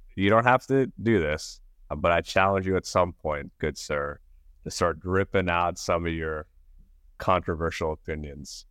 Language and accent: English; New York, United States; I grew up in New York